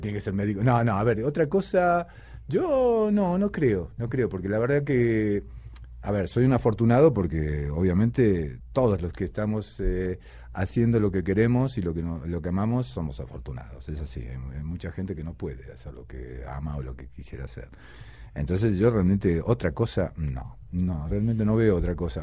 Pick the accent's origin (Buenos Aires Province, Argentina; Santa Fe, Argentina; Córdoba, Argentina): Santa Fe, Argentina; Rosario; moved away; also born or lived in Buenos Aires, Argentina; yo eh, de Rosario, pero digamos que soy de Buenos Aires, porque Rosario nací, pero luego toda mi carrera la hice en, Buenos Aires